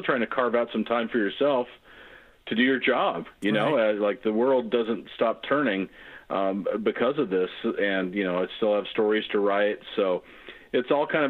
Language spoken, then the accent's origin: English; Gig Harbor, Washington, United States; moved away as an adult; also born or lived in Tacoma, Washington / San Diego, California; I'm an old Tacoma guy like yourself. And also, you know, I grew up in Gig Harbor